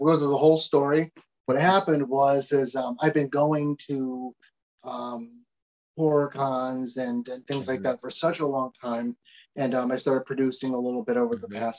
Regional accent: Connecticut, United States; I'm from Connecticut

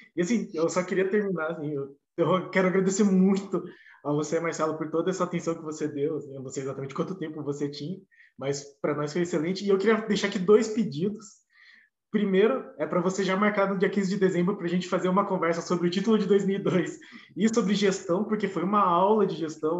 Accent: Curitiba, Paraná, Brazil; a gente é de Curitiba, a gente não é de Santos

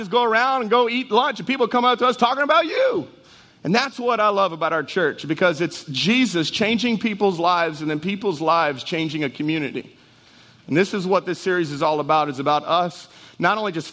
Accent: Jennings, Louisiana, United States; I'm from Jennings

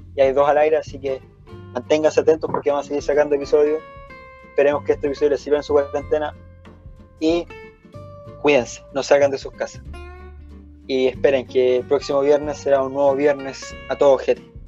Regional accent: Santiago, Santiago Metropolitan Region, Chile; nosotros somos de Santiago

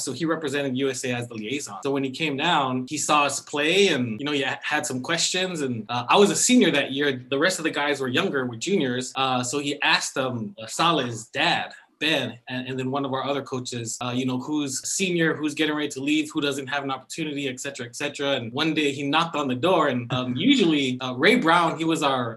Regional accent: Fagaalu, American Samoa; moved away as an adult; also born or lived in Michigan; now in California, United States; I'm from the village of Fanga'alu, where the hospital is on the island in American Samoa.

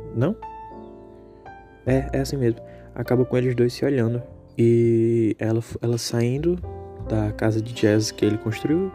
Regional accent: Natal, Rio Grande do Norte, Brazil; eu sou de Natal, né, do Rio Grande do Norte

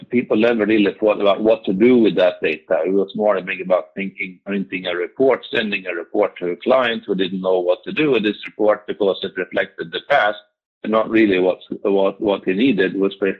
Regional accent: Sweden; I'm Swedish from Meridian

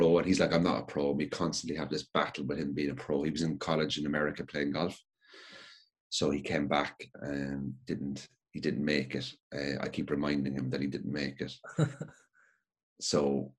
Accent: Cork, Munster, Ireland; I'm from Cork

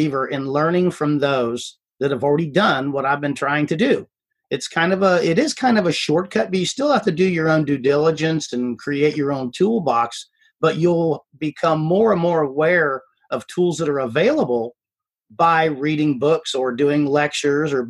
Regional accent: Ohio, United States; moved away as an adult; now in Houston, United States; I was born and raised in Ohio

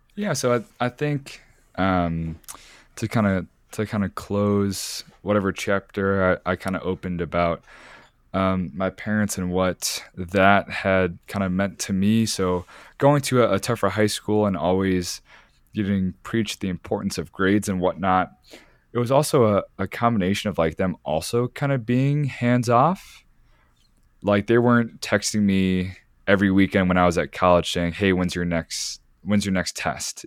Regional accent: Chicago, Illinois, United States; moved away as an adult; Growing up where I grew up in the Chicago area

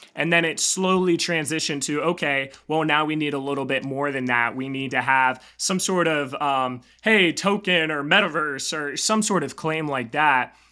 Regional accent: Raleigh, North Carolina, United States; also born or lived in Charlotte, North Carolina; I grew up in Raleigh area, and then I actually went to school up in Charlotte.

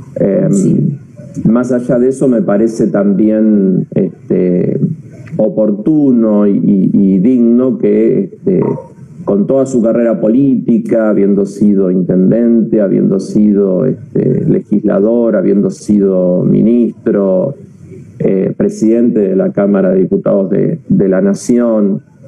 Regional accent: Buenos Aires Province, Argentina; also born or lived in La Plata; los bonaerenses eh, podamos tener una identidad que nos enorgullezca

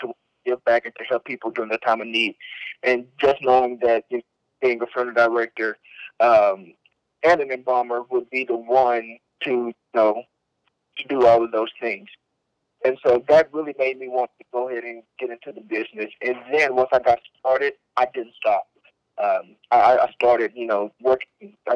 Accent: Carson County, Texas, United States; I was born in Carson County, Texas, January 4th, 2001

